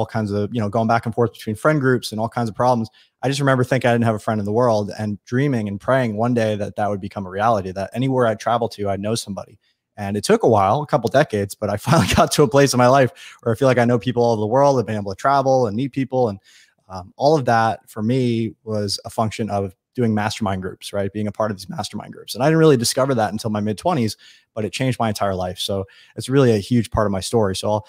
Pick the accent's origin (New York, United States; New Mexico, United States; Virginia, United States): New York, United States; Long Island; I grew up on Long Island, which is a little community east of New York, about 2 million people.